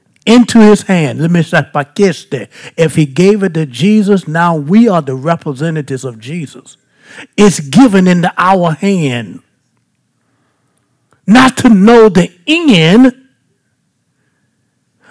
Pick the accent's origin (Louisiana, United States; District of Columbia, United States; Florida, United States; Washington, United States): Louisiana, United States; Baton Rouge; I'm just from South Baton Rouge